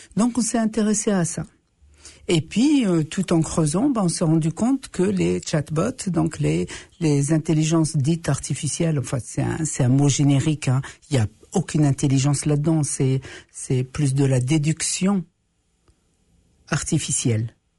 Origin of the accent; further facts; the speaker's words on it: Morocco; now in Canada; chez nous, les autochtones, on les appelle les Amazirs les hommes libres